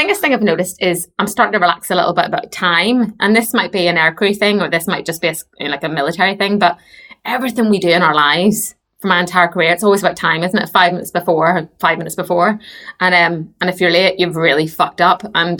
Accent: Basingstoke, South East England, United Kingdom; from Basingstoke.

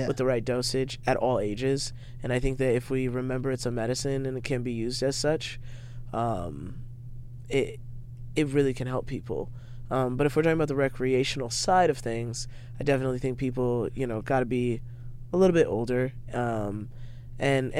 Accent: Spokane, Washington, United States; I grew up in Spokane, Washington

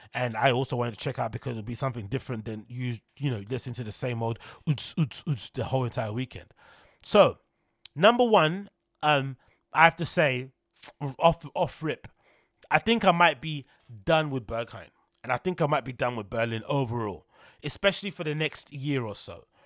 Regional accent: London, United Kingdom; being a Londoner

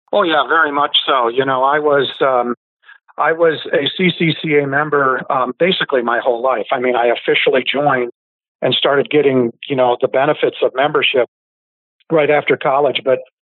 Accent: Iowa, United States; I grew up in Iowa, so we could drive at 14

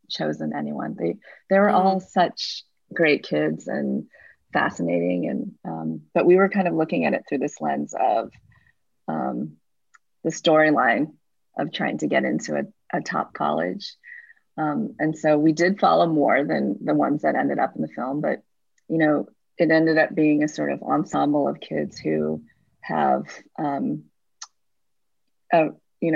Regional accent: Midwest, United States; now in San Francisco, United States; I'm not from San Francisco. I actually grew up in the Midwest in a place very different from San Francisco

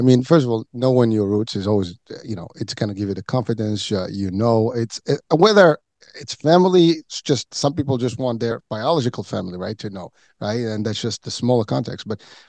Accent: Morocco; now in United States; I happen to be of African descent myself. I mean, obviously I'm from Morocco, I mean, Northwest Africa

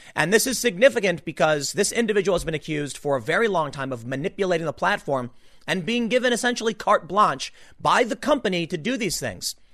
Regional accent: Chicago, Illinois, United States; also born or lived in New York; now in New Jersey, United States; I'm not from here. I'm from Chicago, okay? Lived in New York. Decided to move down here, like the Philly area

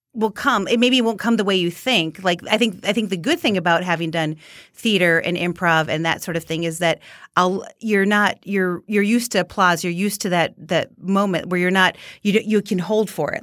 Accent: Minnesota, United States; born or raised there; accent: Minnesota; moved away

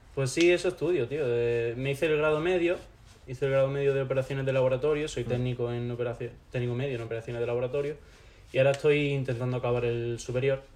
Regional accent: Loja, Andalusia, Spain; moved away as an adult; also born or lived in Mallorca; now in Granada, Spain; Yo nací en, en Mallorca, eh, viví allí hasta los 8 años, cuando mis padres decidieron separarse y mi madre me trajo aquí con mi hermana. Y nada, de los 8 hasta los 18, cosas así, estaba viviendo en Loja.

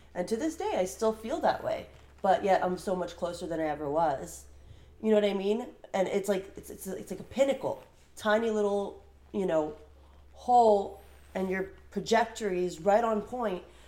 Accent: Burbank, California, United States; I was born and raised in Burbank, California, but um, I'm first generation American

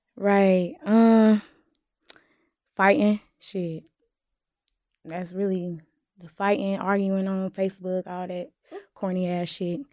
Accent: Winston-Salem, North Carolina, United States; I'm from Winston Salem

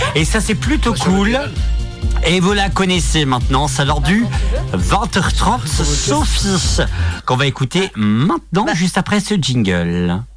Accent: Saint-Brieuc, Brittany, France; je suis né à Saint-Brieuc

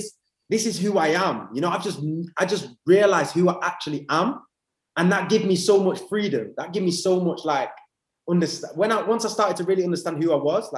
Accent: England, United Kingdom; accent: English; also born or lived in Spijkenisse, Netherlands / Amsterdam, Netherlands / Huddersfield, England; So we moved as a family to England, and that's when I was five. So that's why I've got an English accent. I literally grew up in England

